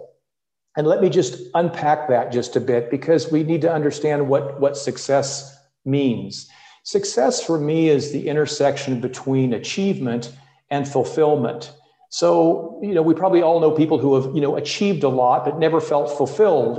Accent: Midwest, United States; moved away as an adult; also born or lived in California; now in Europe; I grew up and studied in the Midwest

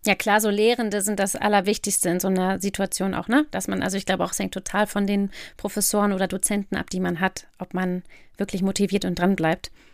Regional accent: Lower Saxony, Germany; wir kommen aus Niedersachsen

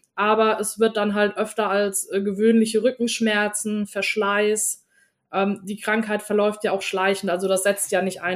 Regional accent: Germany; ich bin in einer deutschen Kleinstadt geboren

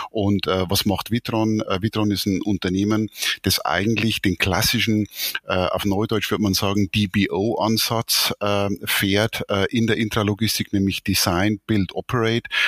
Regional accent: Bavaria, Germany; ich bin Oberpfälzer äh, und äh, bin hier äh, in äh, Bayern sozusagen geboren, äh, 57 Jahre alt

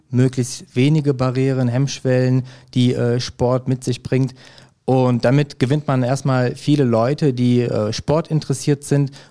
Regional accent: Hückelhoven, North Rhine-Westphalia, Germany; also born or lived in Erkelenz; ich bin 31 Jahre alt, in Erkelenz geboren und Hückelofener. Ne? Ich wohne auch noch in Hückelofen.

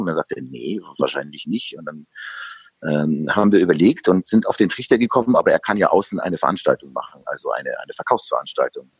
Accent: Upper Palatinate, Bavaria, Germany; Obwohl ich in einer, in der tiefsten Gegend Bayerns groß geworden bin, in der Oberpfalz

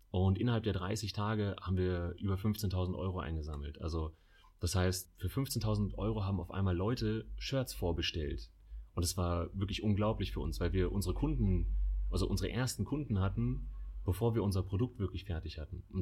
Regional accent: Munich, Bavaria, Germany; mit dem Heimatbezug München. Wir lieben München, wir kommen alle aus München.

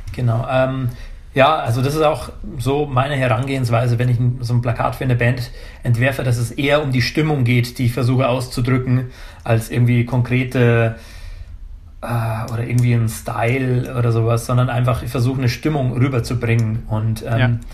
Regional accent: Pfarrkirchen, Bavaria, Germany; in der Heimat, also in Pfarrkirchen, Niederbayern, also Rottal Inn, der Landkreis, wo ich herkomme

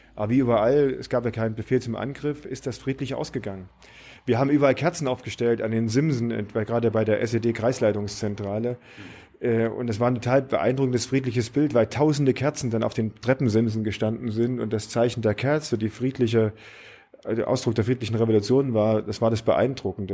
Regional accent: Apolda, Thuringia, Germany; Ich bin in Thüringen geboren, in Napolda, gar nicht so weit weg von hier, eine kleine Stricker Wirkerstadt

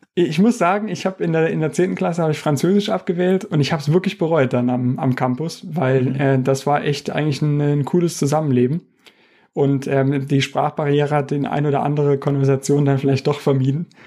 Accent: Saarland, Germany; moved away as an adult; also born or lived in Karlsruhe; now in Stuttgart, Germany; ich bin ja ursprünglich Saarländer

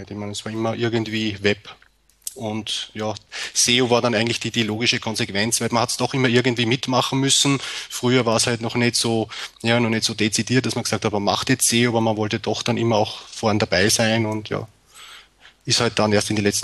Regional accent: Austria; Ich meine, bei uns in Österreich ist die Situation ja ein bisschen anders als bei euch in Deutschland.

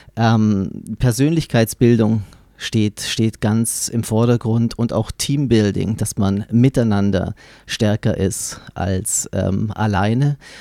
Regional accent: Baden-Württemberg, Germany; Ich bin selbst in Baden-Württemberg aufgewachsen

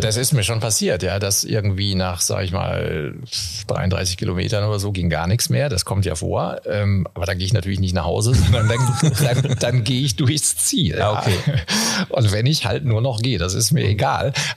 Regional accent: Castrop-Rauxel, North Rhine-Westphalia, Germany; moved away; da, wo ich aufgewachsen bin, auch in Kassel-Brauxel

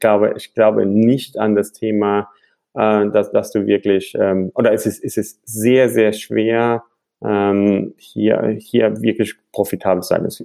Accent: Frankfurt, Hesse, Germany; born there; also born or lived in London; sonst sage ich immer, Frankfurt, als gebürtiger Frankfurter musste sagen, wir haben alles.

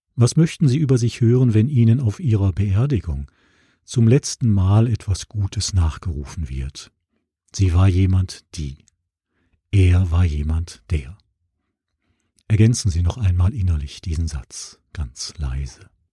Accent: Essen, North Rhine-Westphalia, Germany; Essen, meine Heimatstadt im Ruhrgebiet

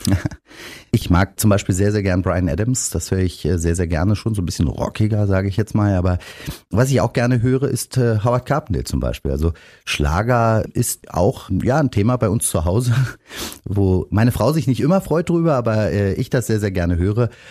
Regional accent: Berlin, Germany; ich bin in Berlin geboren, in Spandau in einem Außenbezirk

